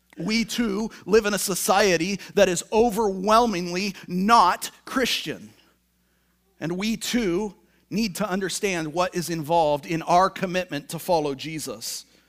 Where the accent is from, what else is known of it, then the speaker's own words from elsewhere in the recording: Tacoma, Washington, United States; moved away; I'm from Tacoma, Washington.